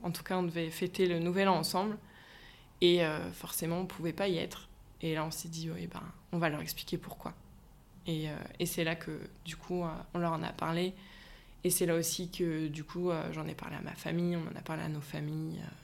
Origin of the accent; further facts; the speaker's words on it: Brittany, France; moved away as an adult; now in Nantes, France; je suis bretonne d'origine